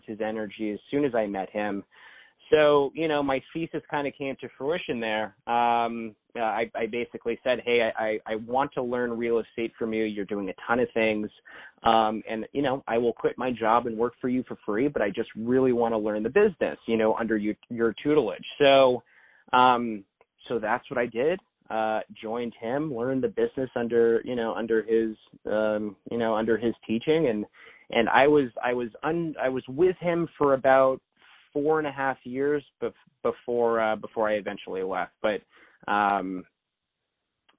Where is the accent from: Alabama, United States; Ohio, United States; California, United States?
California, United States; Pasadena; at that time, I was commuting from Pasadena to Santa Monica